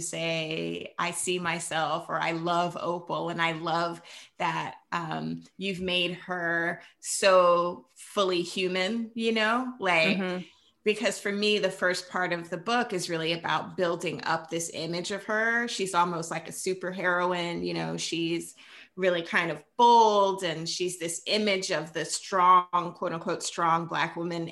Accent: Jacksonville, Florida, United States; We're from Jacksonville, which is sort of a mid-sized city.

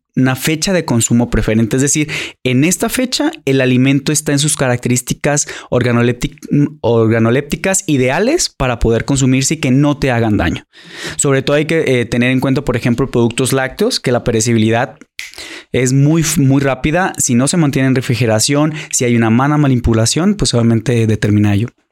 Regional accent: Mexico; como buenos mexicanos, mexicanos

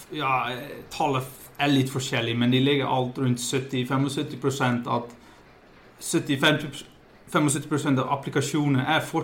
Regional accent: Netherlands; Norwegian is a second language; now in Voss, Norway; Jeg, eh, jeg er opprinnelig fra Nederland. Flyttet for ja, seks og et halvt år siden til en liten plass som heter Bostad på, på Vås.

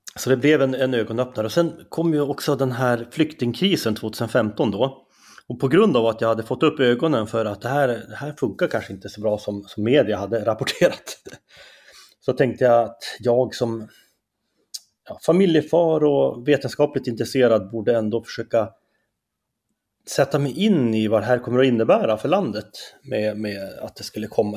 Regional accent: Skellefteå, Västerbotten County, Sweden; accent: Norrland; moved away as an adult; also born or lived in Umeå; now in Stockholm, Sweden; jag är ju från Norrland, det kanske man hör på min dialekt direkt.

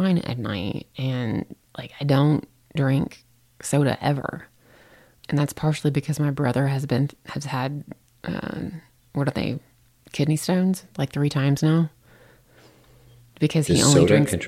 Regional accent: the South, United States; I'm from the South

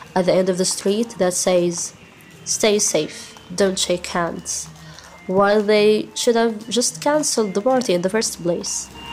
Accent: Gaza Strip, Palestine; I'm from Gaza. I live in the north in one of the most crowded camps of this Strip, called Jabalia Camp.

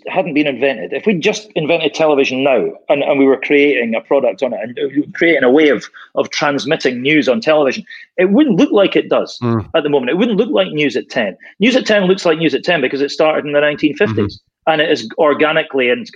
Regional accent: Scotland, United Kingdom; moved away as an adult; I came back to Scotland when my daughter hit high school age.

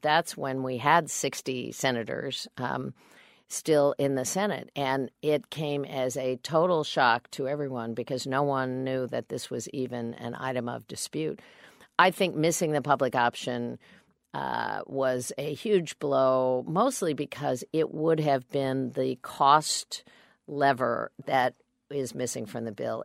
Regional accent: Kansas, United States; I'm a Democrat from Kansas

